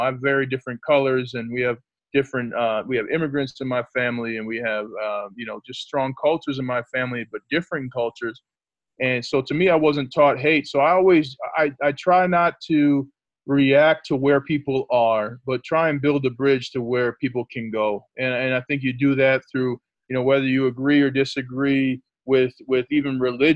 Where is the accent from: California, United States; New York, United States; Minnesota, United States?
Minnesota, United States; St. Paul; also born or lived in Notre Dame, Indiana; now in Denver, United States; I'm from the Twin Cities, St. Paul, Minnesota